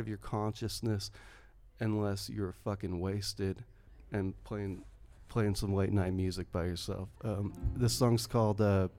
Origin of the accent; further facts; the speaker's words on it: Tri-Cities, Washington, United States; now in Ogden, United States; I lived my adolescence in the Tri-Cities.